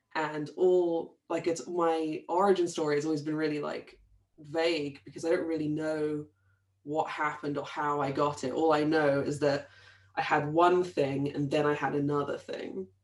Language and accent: English; Brighton, South East England, United Kingdom; I grew up in Brighton in the in England